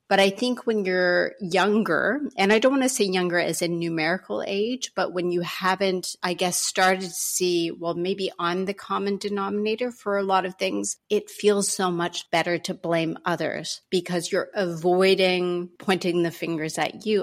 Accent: Canada; as a Canadian

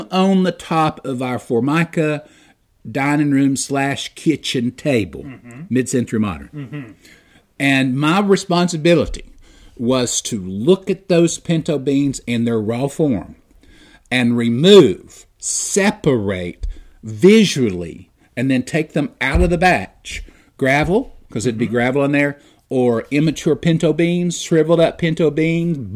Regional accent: United States; I'm an American

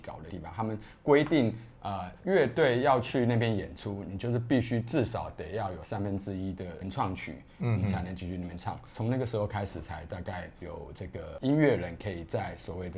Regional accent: Taipei, Taiwan; 台北，好，从小就在台北，

